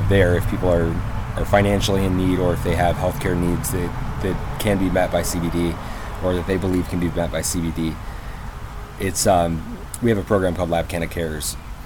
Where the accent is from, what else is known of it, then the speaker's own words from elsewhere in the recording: Flint, Michigan, United States; now in Tennessee, United States; I was born in Flint, Michigan